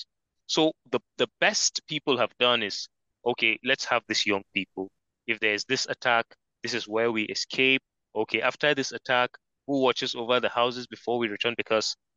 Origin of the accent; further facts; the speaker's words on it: Nigeria; it was in Kaduna State, barely maybe 50 kilometers from my hometown